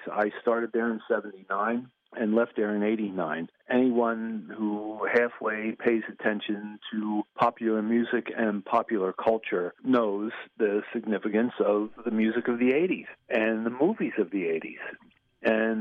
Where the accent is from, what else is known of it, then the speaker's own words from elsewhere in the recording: Trenton, New Jersey, United States; I grew up in Trenton